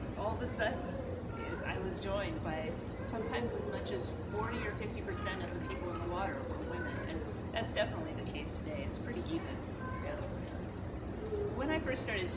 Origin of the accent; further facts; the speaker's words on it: the Bay Area, California, United States; I grew up in California, in the Bay Area